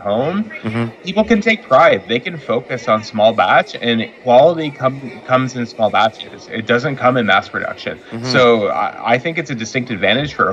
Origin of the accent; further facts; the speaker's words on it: Windsor, Ontario, Canada; my joke about Windsor has always been we're Detroit's best suburb